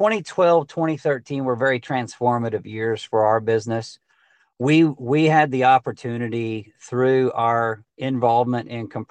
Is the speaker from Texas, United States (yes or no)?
yes; Texas, United States; they might have a system in Georgia or Alabama or Oklahoma that needed this type of service, even though we're from Texas.